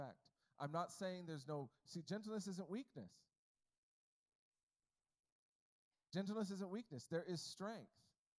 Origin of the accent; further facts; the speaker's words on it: United States; I was born in America